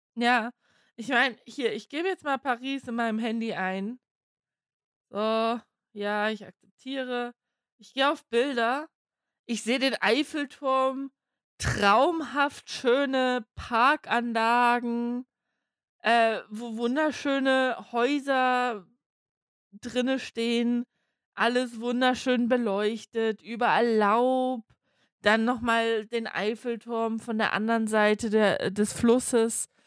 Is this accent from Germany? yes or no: yes; Germany; für uns in Deutschland